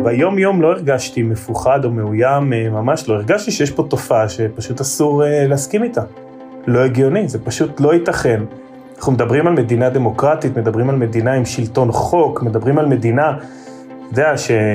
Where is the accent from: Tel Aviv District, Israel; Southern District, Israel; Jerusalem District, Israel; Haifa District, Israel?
Southern District, Israel; Revivim; ילדות של קיבוצניק רגיל